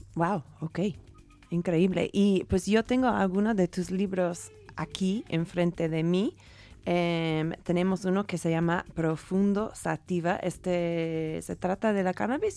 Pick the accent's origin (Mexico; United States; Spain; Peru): United States; moved away; yo siendo gringa